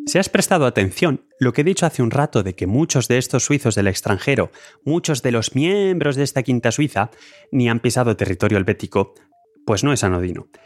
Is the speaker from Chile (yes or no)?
no; Spain; now in Lausanne, Switzerland; yo por supuesto en estas estadísticas cuento como español